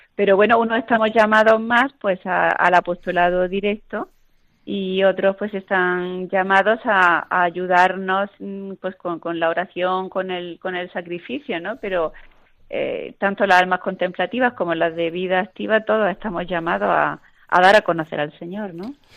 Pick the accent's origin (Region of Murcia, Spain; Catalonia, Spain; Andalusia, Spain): Andalusia, Spain; Chauchina; yo soy eh, granadina y tuve la, la, dicha de, que las misioneras de las doctrinas rurales pudieran trabajar en mi pueblo natal y que es Chauchina